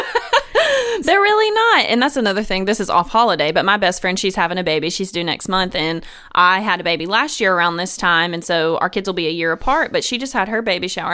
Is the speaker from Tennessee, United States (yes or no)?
yes; Memphis, Tennessee, United States; moved away; I'm originally from Memphis, Tennessee